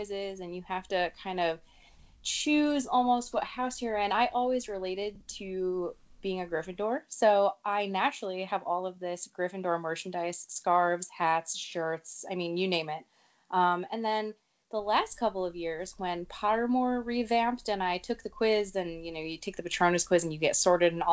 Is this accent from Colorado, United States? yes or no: no; New Jersey, United States; also born or lived in Connecticut; I am from New Jersey. I live near the Jersey Shore